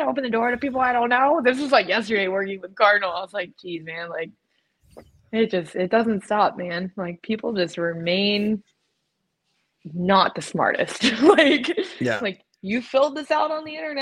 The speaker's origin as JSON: {"language": "English", "region": "Florida", "country": "United States", "said": "I was from Florida"}